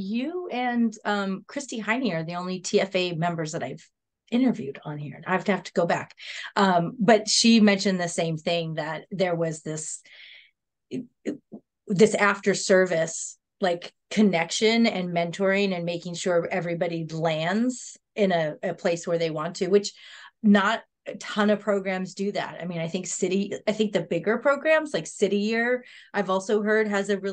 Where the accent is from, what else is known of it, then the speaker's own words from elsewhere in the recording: California, United States; I'm from California